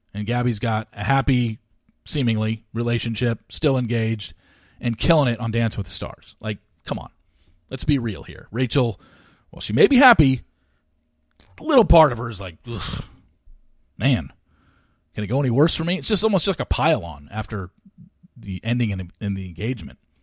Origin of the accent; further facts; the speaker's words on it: Orange County, California, United States; I grew up in Orange County